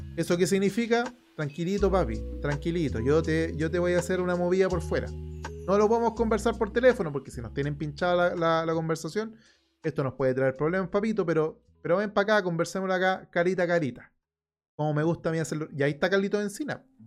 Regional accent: Chile

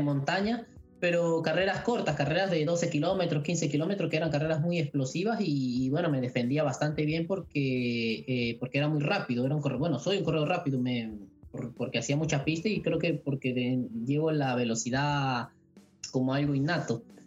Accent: Venezuela; moved away as an adult; al venir de Venezuela

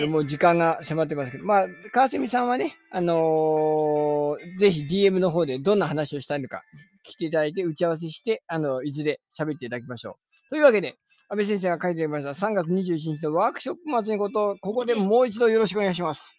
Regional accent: Ishikawa, Japan; moved away; 僕、石川県民だった

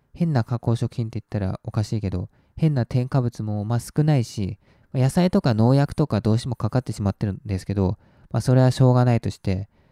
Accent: Japan; 日本で育って

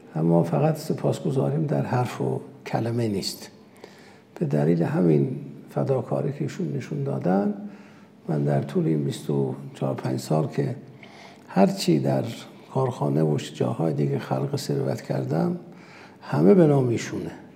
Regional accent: Urmia, West Azerbaijan, Iran; first language Azerbaijani; Persian is a second language; من متولد ارومیه هستم آذری زبانم

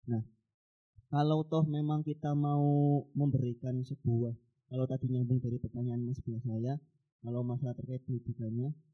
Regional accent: Tegal, Central Java, Indonesia; now in Purworejo, Indonesia; kebetulan saya domisili di Purworejo, tapi asal saya dari Tegal.

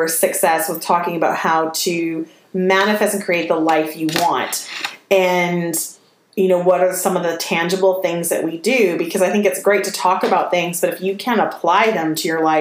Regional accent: the South, United States; accent: Southern; my Southern accent

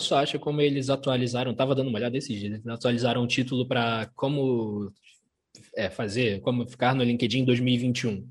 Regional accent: Rio de Janeiro, Brazil; Sou, sou carioca, mas a família é toda mineira, toda

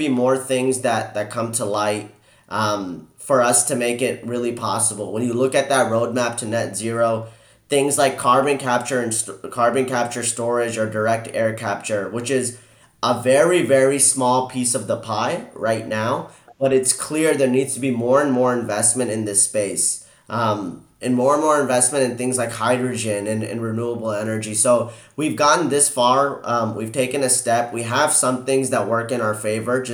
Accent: Houston, Texas, United States; I'm born and raised in Houston, and I've lived in Texas much of my life

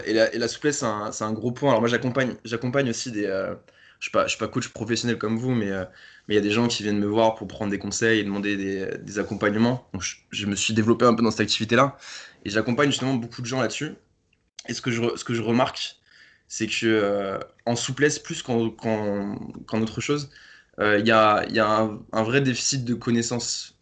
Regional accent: Paris, Île-de-France, France; je viens de Paris, j'ai 26 ans

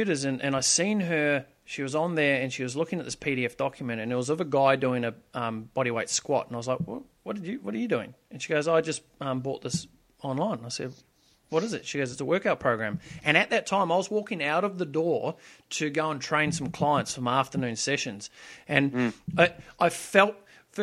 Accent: New Zealand; moved away; I moved from New Zealand, where I was originally from, which, you know, was a very small town.

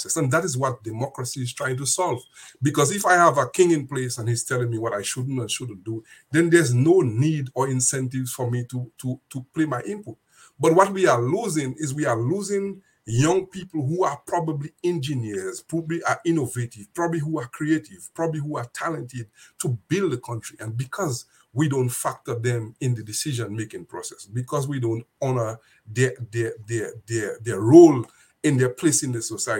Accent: Dominica; one of my friends I went to school with. We grew up in Dominica together

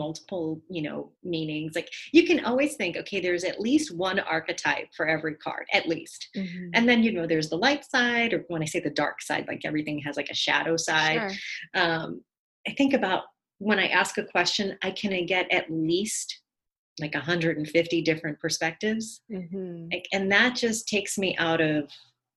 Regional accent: New York City, New York, United States; being a daughter of immigrants and, you know, growing up in the Bronx

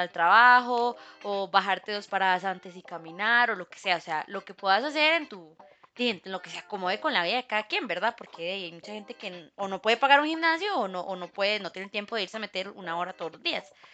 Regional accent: Costa Rica; como buenos ticos

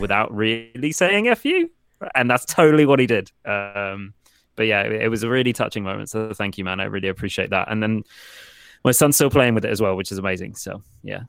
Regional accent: Portsmouth, South East England, United Kingdom; I'm from Portsmouth, UK

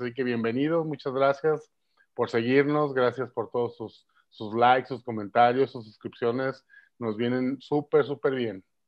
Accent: Mexico; como mexicanos

